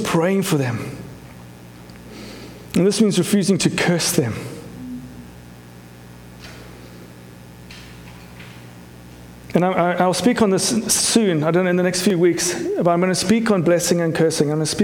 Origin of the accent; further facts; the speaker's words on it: South Africa; moved away; my growing up in South Africa